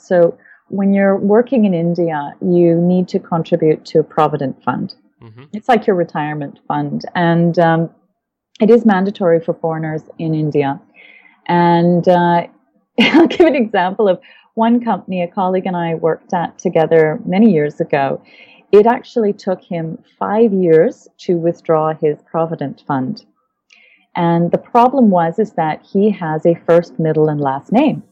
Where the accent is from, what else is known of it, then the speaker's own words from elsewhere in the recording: Winnipeg, Manitoba, Canada; moved away as an adult; I'm actually originally from the Canadian prairies. I was born in Winnipeg and um, lived, well, the, the first uh, 20 odd years of my life in Canada